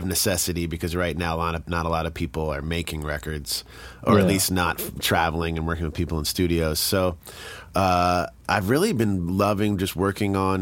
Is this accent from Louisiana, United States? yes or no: no; suburbs of New York, United States; in suburbs of New York